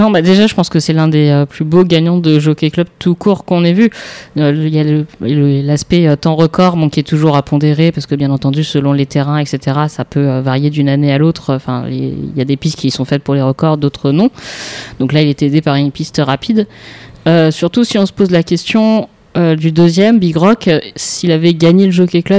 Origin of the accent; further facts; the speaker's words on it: Île-de-France, France; accent: Parisian; j'ai un accent de type type parisien.